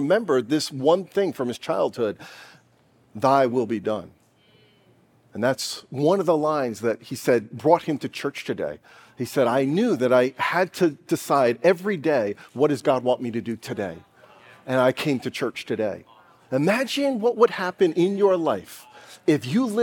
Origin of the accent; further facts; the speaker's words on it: United States; I'm an American.